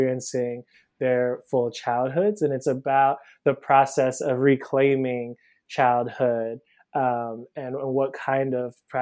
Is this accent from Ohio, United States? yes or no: yes; Cleveland, Ohio, United States; moved away as an adult; now in Brooklyn, United States; So I'm originally from Cleveland, Ohio. I live in Brooklyn now. I moved here about 10 years ago for undergrad